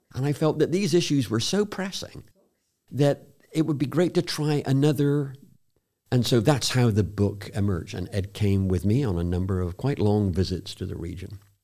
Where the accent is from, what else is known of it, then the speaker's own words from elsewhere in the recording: South West England, United Kingdom; moved away; I was born in a very small village in the southwest of England